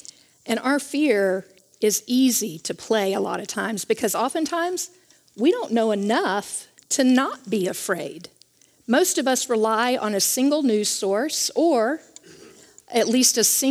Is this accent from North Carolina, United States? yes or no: yes; Charlotte, North Carolina, United States; I was raised in Charlotte, North Carolina